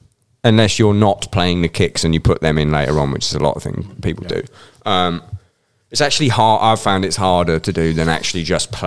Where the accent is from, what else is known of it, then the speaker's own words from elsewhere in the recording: Scotland, United Kingdom; Yeah, I'm technically Scottish.